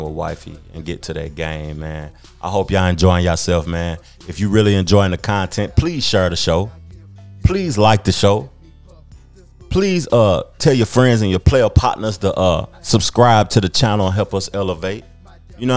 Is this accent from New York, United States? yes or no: no; Knoxville, Tennessee, United States; I grew up in Knoxville, Tennessee, a SEC city